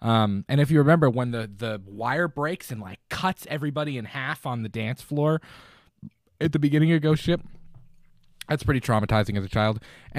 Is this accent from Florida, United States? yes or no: yes; Florida, United States; As a young kid, Jaws, because I am originally from Florida and I was at the beach all the time